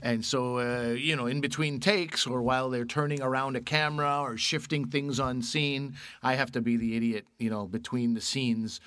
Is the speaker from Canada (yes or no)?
yes; Canada; also born or lived in Pakistan (family); I'm Canadian.